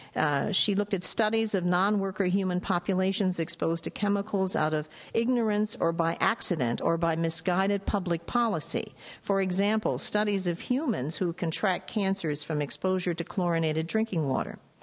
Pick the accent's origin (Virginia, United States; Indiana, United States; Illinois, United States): Illinois, United States; Chicago; I'm from Chicago, so I'm very familiar with Pekin, Illinois